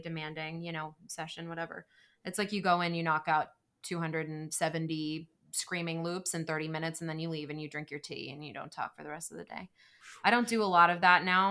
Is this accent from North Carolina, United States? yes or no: yes; Greenville, North Carolina, United States; moved away as an adult; now in Los Angeles, United States; I grew up in Greenville.